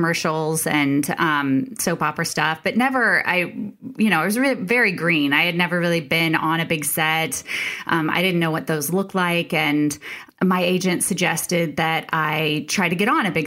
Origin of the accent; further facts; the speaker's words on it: Indianapolis, Indiana, United States; moved away as an adult; also born or lived in New York; I was born and raised in Indianapolis, in Indiana